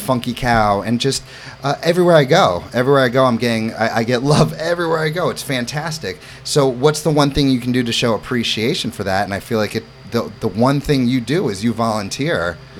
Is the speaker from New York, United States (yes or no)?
yes; New York City, New York, United States; also born or lived in St. Louis, Missouri; I come from New York City. I lived in Florida. I'm a Midwestern boy in St. Louis, but all roads led to Hammonton.